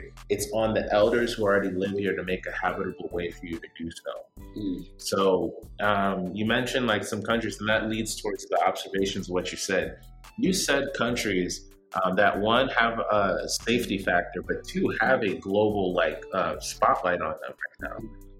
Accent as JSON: {"language": "English", "country": "United States", "tie": "born or raised there", "said": "being born in America as a Nigerian American"}